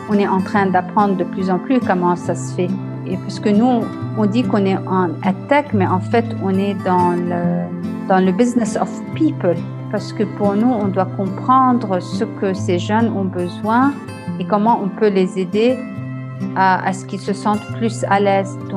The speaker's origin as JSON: {"language": "French", "country": "Lebanon", "also_born_or_lived": "France / Australia / Dubai / Vancouver", "said": "je suis originaire du Liban et j'ai un peu d'italien en moi du côté de ma mère."}